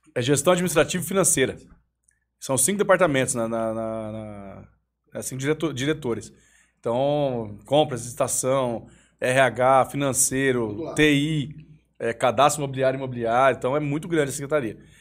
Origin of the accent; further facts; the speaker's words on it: Vargem Grande Paulista, São Paulo, Brazil; also born or lived in Osasco; Eu nasci em Osasco, né? Eu fui pra, com 4 anos de idade para Vargem Grande. É, cresci lá